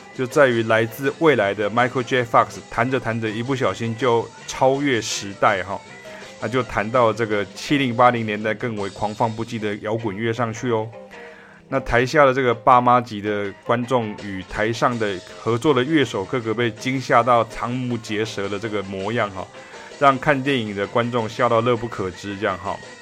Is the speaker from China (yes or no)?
no; Taiwan; 我也是台湾乡下长大的这个乡下人啊，我是台湾人哈，在乡，在乡下长大